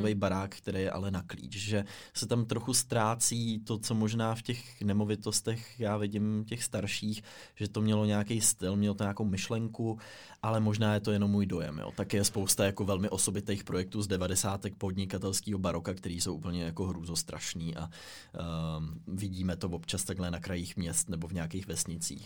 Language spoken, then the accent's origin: Czech; Czechia; my všichni jako Češi